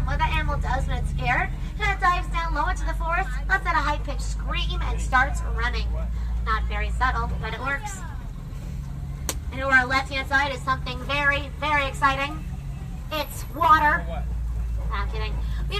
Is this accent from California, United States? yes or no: yes; Los Angeles, California, United States; I'm from Los Angeles